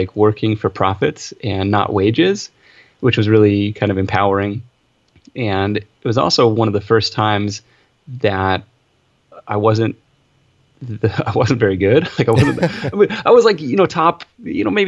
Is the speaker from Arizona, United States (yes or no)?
no; Seattle, Washington, United States; I grew up in Seattle. I grew up near Seattle, out in kind of suburbia out there